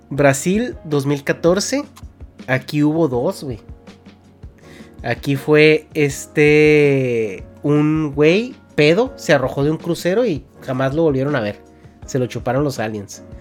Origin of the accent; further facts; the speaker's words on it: Mexico; Es que somos de México, güey.